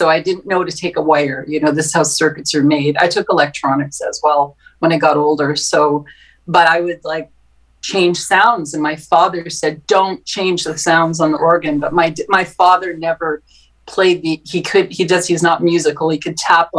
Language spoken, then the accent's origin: English; Winnipeg, Manitoba, Canada; I grew up in St. James in Winnipeg.